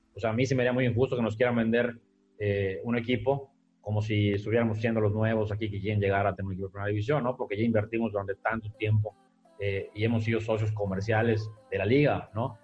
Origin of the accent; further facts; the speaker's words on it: Yucatán, Mexico; nosotros la directiva todos somos, todos somos eh, yucatecos, crecimos acá